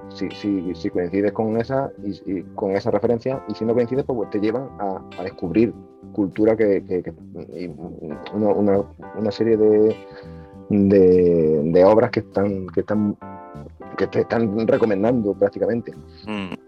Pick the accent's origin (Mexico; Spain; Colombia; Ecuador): Spain; northern Córdoba, Andalusia; mi tierra, de, Córdoba, en el norte de Córdoba